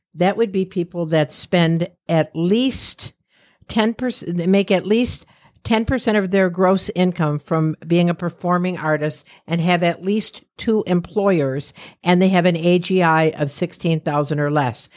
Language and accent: English; New York, United States; "From New York."